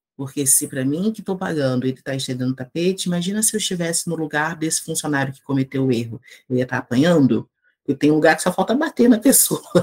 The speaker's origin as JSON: {"language": "Portuguese", "town": "Duque de Caxias", "region": "Rio de Janeiro", "country": "Brazil", "tie": "born or raised there", "moved": "as an adult", "said": "eu sou natural do Rio de Janeiro, né? Nasci na cidade do Rio, mas morei a vida inteira na cidade de Duque de Caxias, que é na Baixada Fluminense"}